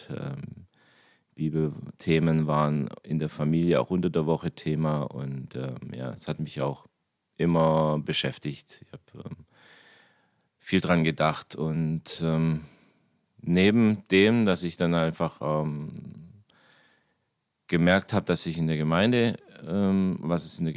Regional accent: Germany; born there; so bin ich hier ähm, auch geboren in Deutschland.

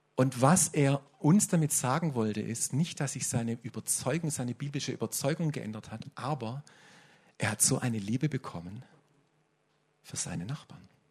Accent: Swabia, Germany; Bei uns im Schwabenland ist das relativ typisch, dass wir so geprägt sind

